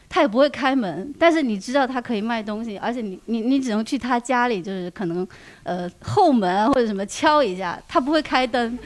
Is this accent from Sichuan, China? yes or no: no; Huanggang, Hubei, China; moved away; 我一直在老家，我老家黄冈的